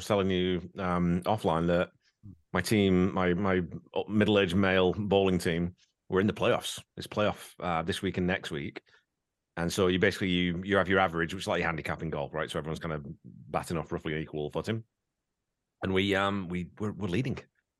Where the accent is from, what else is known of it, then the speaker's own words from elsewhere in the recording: Wigan, North West England, United Kingdom; because it's just because I was brought up in Wigan, but just no one in England eats ham.